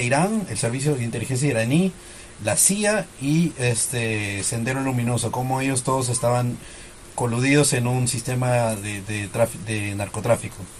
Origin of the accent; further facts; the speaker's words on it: Peru; como peruano